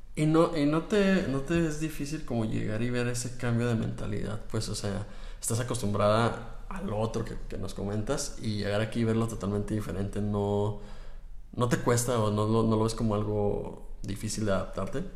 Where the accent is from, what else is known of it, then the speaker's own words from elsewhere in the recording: Mexico; nosotros acá como mexicanos